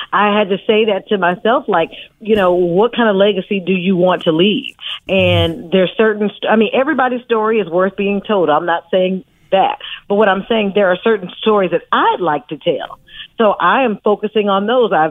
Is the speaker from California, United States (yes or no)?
yes; Oakland, California, United States; I'm from Oakland, California. {S3} Mm-hmm. I'm a {S6} native of Oakland